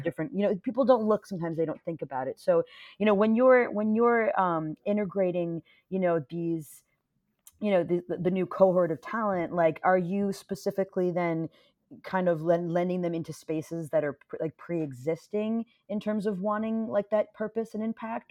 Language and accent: English; Westchester, New York, United States; I grew up in Westchester, but we weren't in, like, the rich part of Westchester